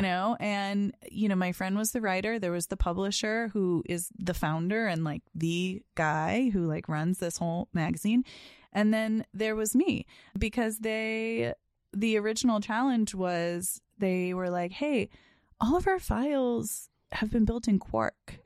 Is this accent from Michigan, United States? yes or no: no; Boston, Massachusetts, United States; also born or lived in Chicago; I grew up in the Boston area